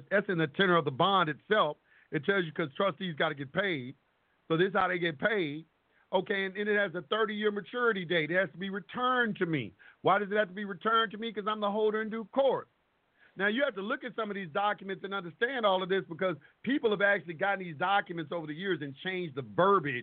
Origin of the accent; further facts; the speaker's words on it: United States; I was born here in the United States